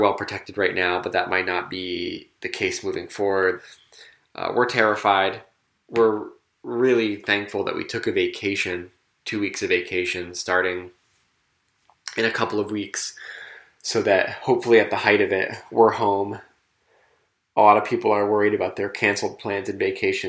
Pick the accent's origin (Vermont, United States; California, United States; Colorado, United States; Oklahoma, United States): Vermont, United States; South Burlington; my hometown of South Burlington, Vermont